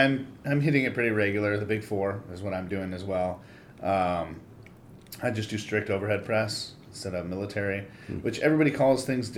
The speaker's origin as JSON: {"language": "English", "town": "Monrovia", "region": "California", "country": "United States", "tie": "born or raised there", "said": "I grew up in Monrovia."}